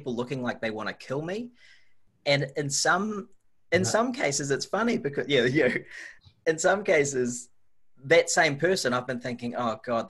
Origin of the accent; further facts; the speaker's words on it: Auckland, New Zealand; I grew up on the North Shore of Auckland.